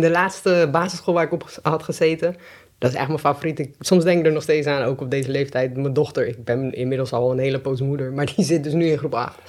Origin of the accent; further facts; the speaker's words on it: Delft, South Holland, Netherlands; ik ben geboren in Delft en ik ben eigenlijk altijd opgegroeid samen met mijn moeder